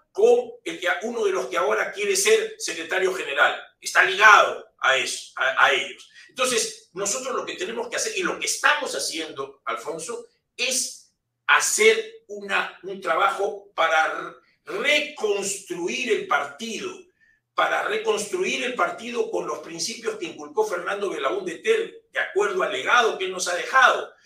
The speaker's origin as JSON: {"language": "Spanish", "country": "Peru", "said": "somos los peruanos"}